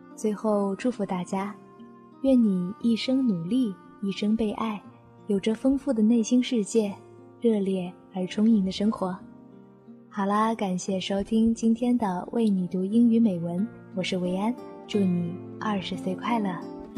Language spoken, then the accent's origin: Chinese; Guilin, Guangxi, China; 我在我的家乡广西桂林向你问好